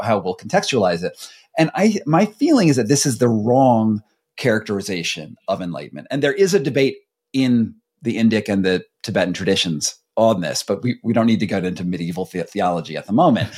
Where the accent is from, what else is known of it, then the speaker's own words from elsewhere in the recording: United States; we come from America